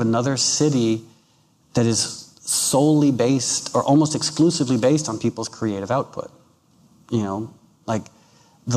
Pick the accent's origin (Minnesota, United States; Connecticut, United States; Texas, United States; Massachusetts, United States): Connecticut, United States; also born or lived in New York City, New York / New York; now in Los Angeles, United States; growing up in Connecticut